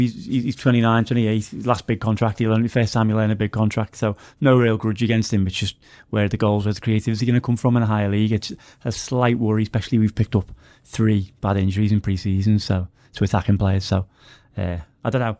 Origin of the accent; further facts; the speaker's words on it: Wallasey, North West England, United Kingdom; I'm from Wallace. All the gigs I used to go to when I was a kid were over in Liverpool